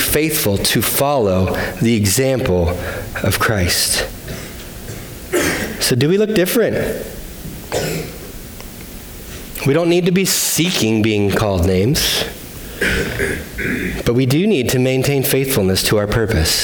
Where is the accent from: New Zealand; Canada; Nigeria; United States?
United States; we were from the United States